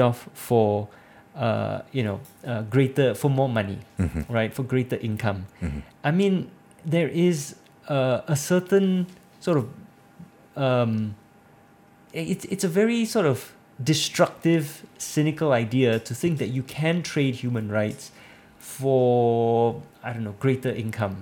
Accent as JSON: {"language": "English", "country": "Singapore"}